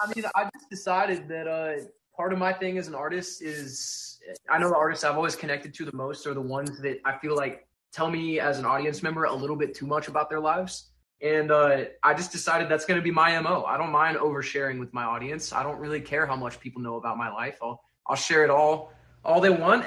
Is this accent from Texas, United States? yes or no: yes; Texas, United States; born or raised there; moved away